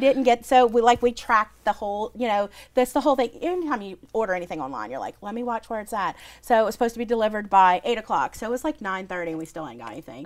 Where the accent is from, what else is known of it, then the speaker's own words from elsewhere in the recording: New Orleans, Louisiana, United States; I was from New Orleans